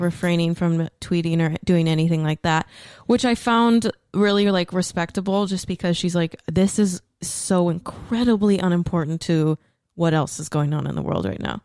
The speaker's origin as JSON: {"language": "English", "area": "outside of Dallas", "region": "Texas", "country": "United States", "tie": "born or raised there", "said": "we just like grew up outside of Dallas"}